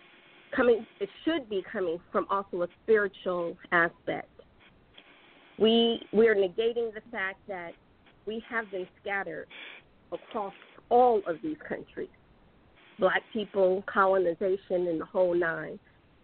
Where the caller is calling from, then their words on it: Conyers, Georgia, United States; I'm calling from Conyers.